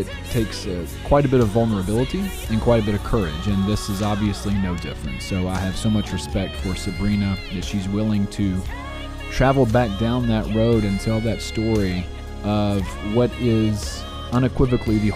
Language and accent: English; Jackson, Tennessee, United States; born and raised in Jackson, like myself